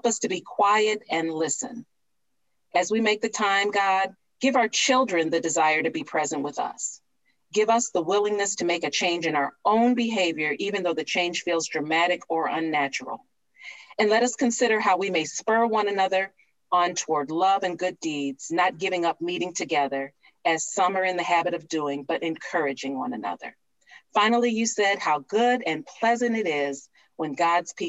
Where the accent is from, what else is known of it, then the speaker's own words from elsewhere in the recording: Cleveland, Ohio, United States; my hometown of Cleveland